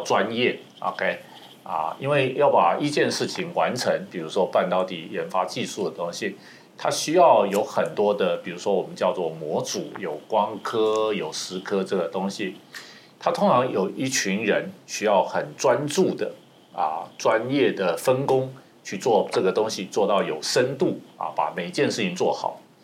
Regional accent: Taiwan; moved away as an adult; also born or lived in United States; 即使我是一个台湾人，在台湾念完大学，在美国做，念，后来念研究所到做事，再回到台湾

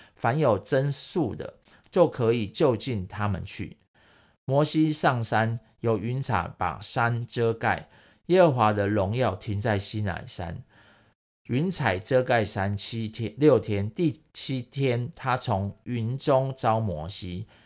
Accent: Taiwan; 我， 台湾人

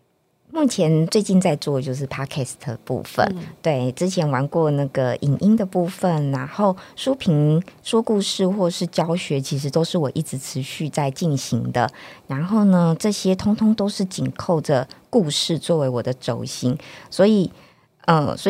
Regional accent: northern Taiwan, Taiwan; 对呀、啊，我是北部人。结果后来没想到，读完书回来台北，我也很喜欢跟台北的阿伯聊天。

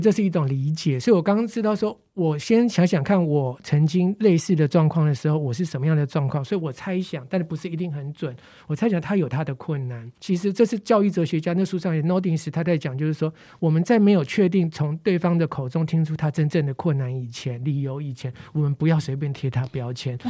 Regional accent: Taipei, Taiwan; 我小时候在万华，生活圈在万华，然后我们邻居呢，也比较多是做底层工作的

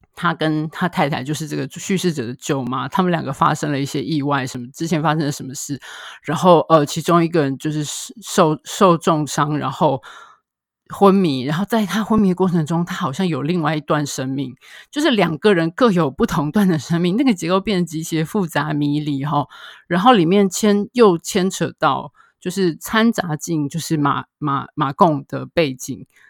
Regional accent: Taiwan; 我们台湾这边

